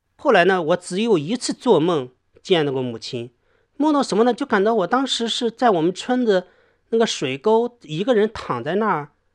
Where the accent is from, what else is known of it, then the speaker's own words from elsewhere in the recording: southwestern Shandong, China; 我家是那个鲁西南的一个农村， 我们那个农村呢，村很少，普通的农业村呢